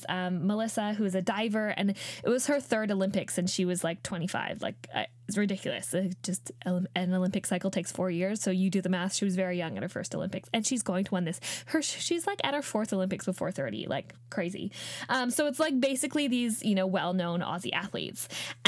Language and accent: English; Canada; I grew up in Australia, sorry, in Canada